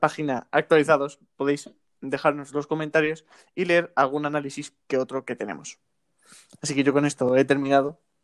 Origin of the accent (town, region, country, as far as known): Spain